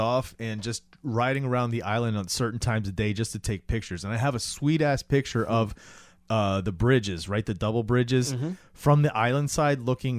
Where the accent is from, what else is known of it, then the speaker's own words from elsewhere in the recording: Florida, United States; And I grew up in Florida, so it was like